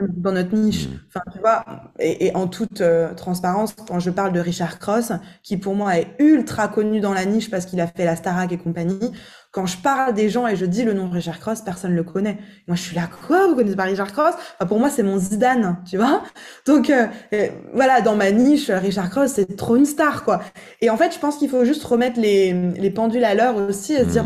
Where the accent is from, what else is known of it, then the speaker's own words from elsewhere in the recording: Alsace, Grand Est, France; also born or lived in Italy; now in Miami, United States; chez moi en Alsace, dans, dans, ma terre d'origine